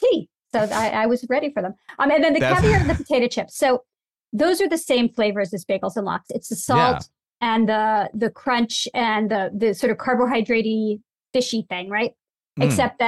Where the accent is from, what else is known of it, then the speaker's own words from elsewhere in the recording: New York City, New York, United States; I grew up in Brooklyn, and jelly donuts were a big part of my childhood.